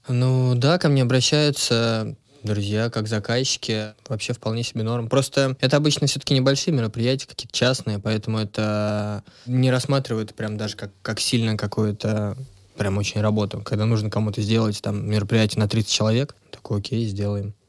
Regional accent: Odintsovo, Moscow Oblast, Russia; Это все было в Одинцово, я сам из Одинцова

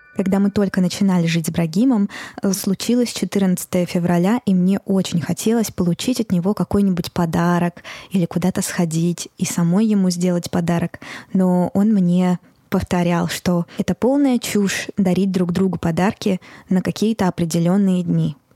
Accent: Moscow, Russia; я родилась и выросла в Москве

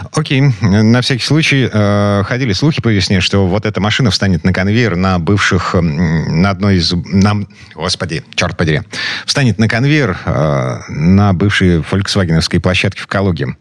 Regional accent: Kirov, Kirov Oblast, Russia; moved away; Я вот жил в таком квартале у себя на родине в Кирове.

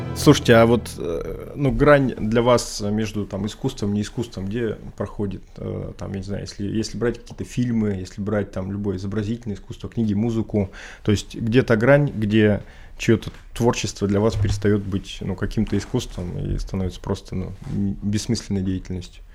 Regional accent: Urals, Russia; я, в принципе, там, условно говоря, коренной уралец

